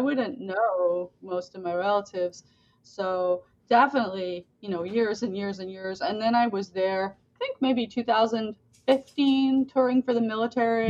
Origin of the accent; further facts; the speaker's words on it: Boynton Beach, Florida, United States; also born or lived in England; I'm from Florida